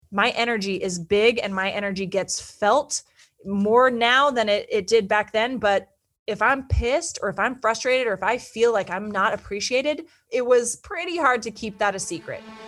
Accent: Petaluma, California, United States; moved away as an adult; also born or lived in Santa Barbara / New York City; I grew up in Northern California in a small town called Petaluma, which is in Sonoma County

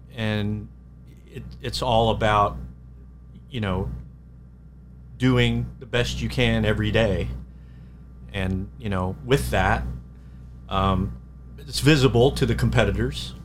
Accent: Anaheim, California, United States; moved away as an adult; now in Reading, Pennsylvania, United States; I I grew up in Anaheim

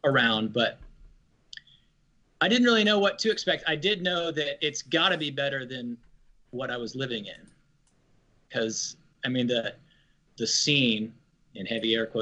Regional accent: Oklahoma City, Oklahoma, United States; moved away as an adult; also born or lived in Norman, Oklahoma; now in California, United States; I'm from Oklahoma City. I lived in Norman for 2 years

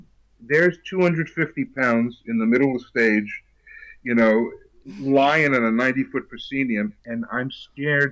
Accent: New York City, New York, United States; moved away as an adult; also born or lived in New Rochelle, New York / California; I grew up in New York City and did my first play in sixth grade

